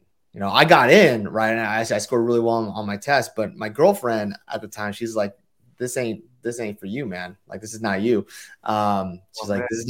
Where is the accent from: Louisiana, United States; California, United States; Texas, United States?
California, United States; San Francisco Bay Area; also born or lived in Hawaii; I'm from the Bay Area